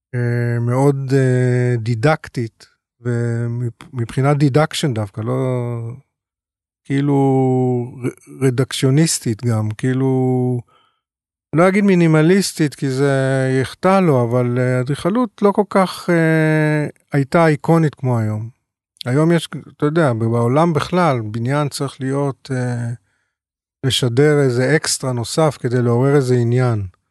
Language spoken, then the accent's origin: Hebrew; Tel Aviv, Tel Aviv District, Israel; גדלתי בבית באמת של סבא ואבא ברחוב הירקון 244